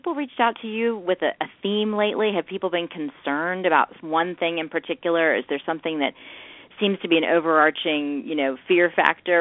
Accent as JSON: {"language": "English", "region": "the South", "country": "United States", "said": "I'm from the South, and we put a little sugar in our cornbread."}